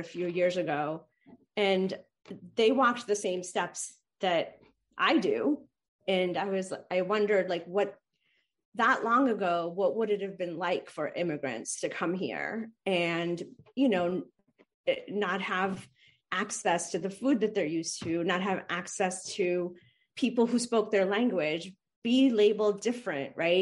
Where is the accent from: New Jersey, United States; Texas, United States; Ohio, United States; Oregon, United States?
New Jersey, United States; moved away as an adult; also born or lived in India / New York / Spokane / London; I grew up in New Jersey, but after that, I was fortunate enough to move around and live in different places